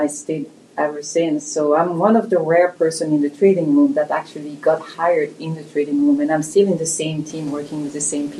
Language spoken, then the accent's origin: English; Belgium; accent: French; English is a second language; moved away as an adult; now in Malvern, United States; So as you can hear, I'm not exactly raised in the US. I have a nice French accent. I'm from Belgium.